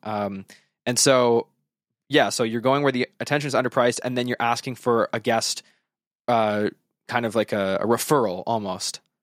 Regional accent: Western Canada, Canada; I am from Western Canada

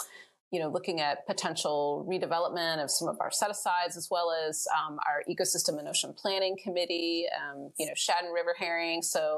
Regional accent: Michigan, United States; moved away as an adult; also born or lived in North Carolina; I grew up in Michigan, which has lots and lots of fisheries around

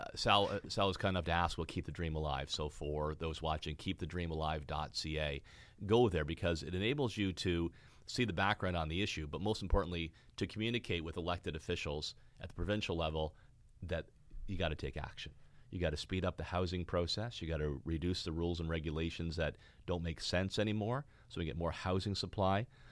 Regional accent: Fort Erie, Ontario, Canada; also born or lived in Wellandport, Ontario; Niagara, my hometown for anybody watching the podcast. Four Dairies, where I was born and raised, right on the border with Buffalo, New York.

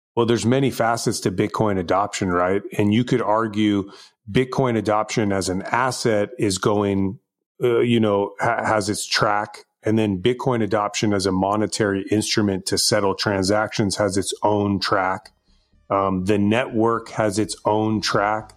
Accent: Bay Area, California, United States; now in Los Angeles, United States; I was born and raised in the Bay Area. Um, I live in Los Angeles area now

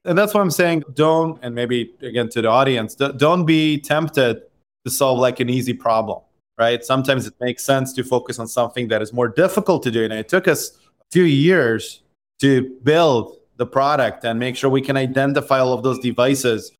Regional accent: Israel; I grew up in Israel

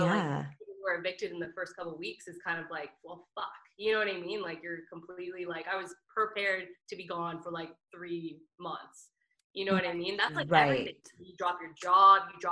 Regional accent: Oakville, Ontario, Canada; also born or lived in Mississauga / Milton; now in Toronto, Canada; I was born in Mississauga, and then Oakville, and then Milton, and now here.

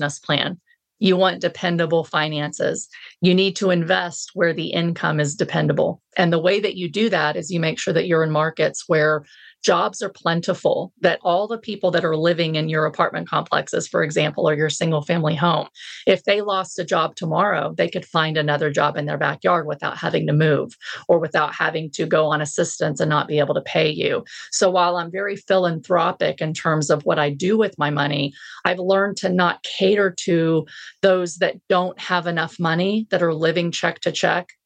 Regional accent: Texas, United States; I'm a Texan

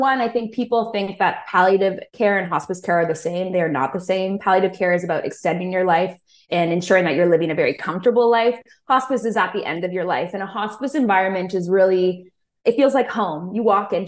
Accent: Aurora, Ontario, Canada; also born or lived in Guelph, Ontario; I grew up in Aurora, Ontario.

